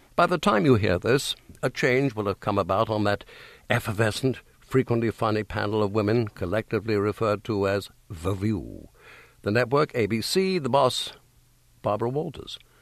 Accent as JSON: {"language": "English", "region": "England", "country": "United Kingdom", "moved": "as an adult", "lives_now": "United States", "said": "as an Englishman forty or so years ago"}